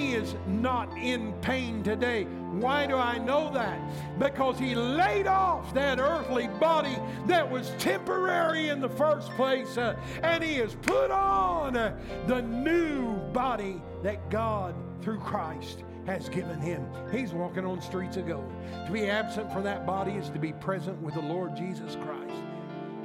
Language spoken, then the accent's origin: English; Illinois, United States; we've talked about growing up in Illinois